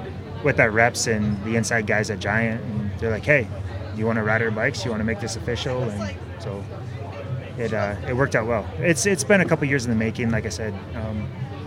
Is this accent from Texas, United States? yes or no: no; Grayling, Michigan, United States; Born and raised in Grayling